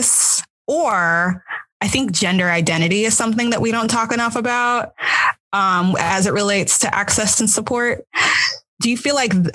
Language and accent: English; United States; I'm American, right? So I grew up in American public schools